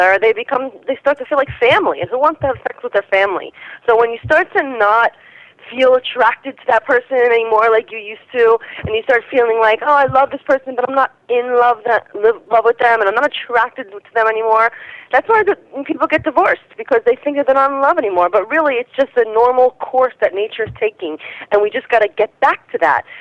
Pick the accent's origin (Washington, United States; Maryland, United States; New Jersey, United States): New Jersey, United States; I am originally from New Jersey